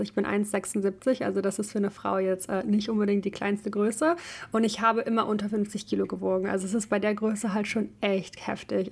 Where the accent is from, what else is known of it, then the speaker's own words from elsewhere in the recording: Ukraine; now in Germany; ich komme halt ursprünglich aus der Ukraine